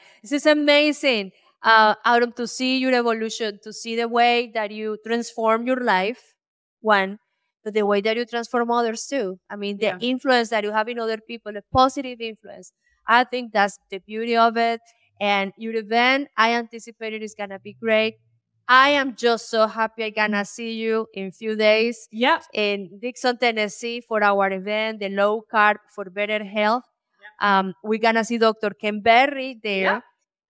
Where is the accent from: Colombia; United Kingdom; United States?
Colombia; I grew up in Colombia. My father was a co-founder of the farmers co-ops for the coffee industry.